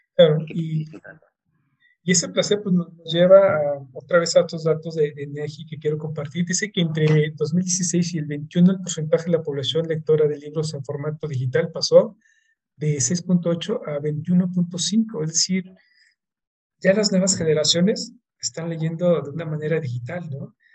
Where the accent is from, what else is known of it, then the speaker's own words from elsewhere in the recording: Mexico; como mexicanos